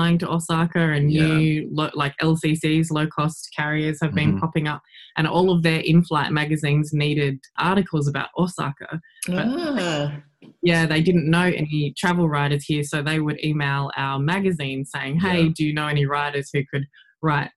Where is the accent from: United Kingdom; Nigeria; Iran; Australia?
Australia; South Australia; moved away as an adult; also born or lived in Adelaide; now in Japan; Yeah, I'm from Australia. I'm from South Australia. So I actually grew up on a farm in country South Australia.